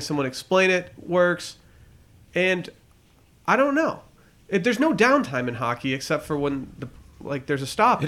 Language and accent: English; United States; I'm American